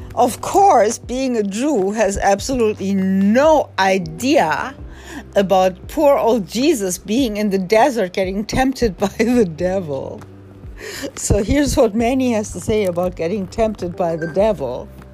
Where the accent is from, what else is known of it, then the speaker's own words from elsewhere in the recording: Germany; I was born in Germany.